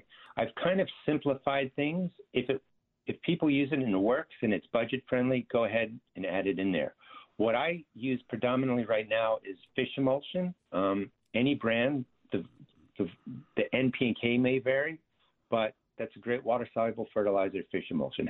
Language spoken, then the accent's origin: English; New Jersey, United States; I actually grew up in a garden state, so I'm from South Jersey